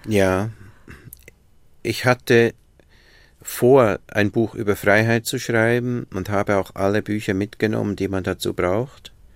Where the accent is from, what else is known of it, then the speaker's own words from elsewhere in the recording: Bern, Switzerland; moved away as an adult; now in Berlin, Germany; ich bin in einem Vorort von Bern groß geworden